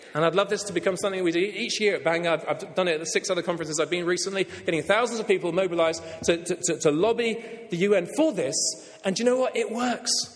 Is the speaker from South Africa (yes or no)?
no; England, United Kingdom; I'll speak as an Englishman